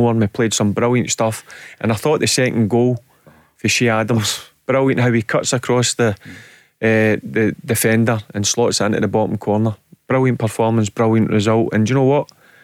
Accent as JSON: {"language": "English", "region": "Scotland", "country": "United Kingdom", "said": "I'm from Scotland"}